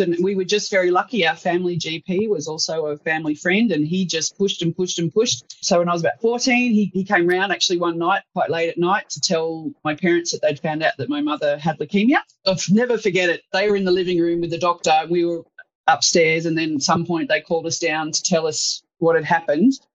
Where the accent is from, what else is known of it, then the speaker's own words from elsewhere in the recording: Sydney, New South Wales, Australia; as a 26-year-old who'd grown up in suburban Sydney